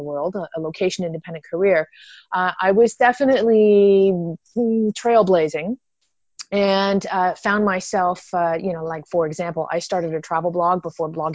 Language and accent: English; Canada; moved away as an adult; also born or lived in Toronto, Canada; I'm originally from Canada